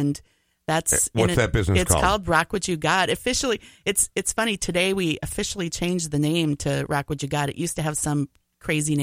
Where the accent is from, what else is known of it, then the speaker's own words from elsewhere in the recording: Coon Rapids, Minnesota, United States; Originally, I'm from the amazing city of Coon Rapids, Minnesota.